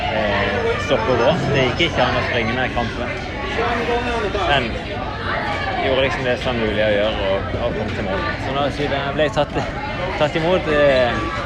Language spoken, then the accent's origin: Norwegian; Norway; hjemme i Norge